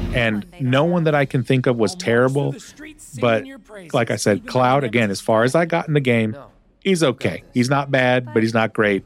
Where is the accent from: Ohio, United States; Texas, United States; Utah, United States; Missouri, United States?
Texas, United States; also born or lived in the South; grew up in Texas and spent some significant time in the South